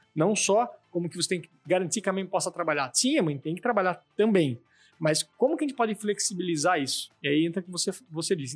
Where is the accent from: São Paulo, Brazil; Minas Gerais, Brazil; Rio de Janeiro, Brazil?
São Paulo, Brazil; Sorocaba; accent: caipira; also born or lived in Araçoiaba da Serra; sou aqui de Sorocaba, mas tenho esse jeitão a ver pelo meu sotaque bem caipira, né? sou um cara do interior, falo porta torta, leite quente